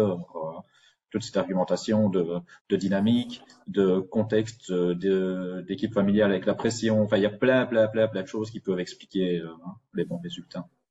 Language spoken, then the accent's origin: French; Belgium; en tant que Belges